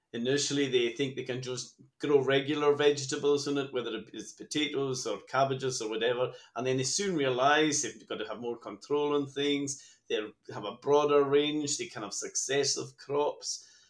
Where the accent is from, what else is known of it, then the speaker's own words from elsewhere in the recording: Lewis, Scotland, United Kingdom; I'm a native from Lewes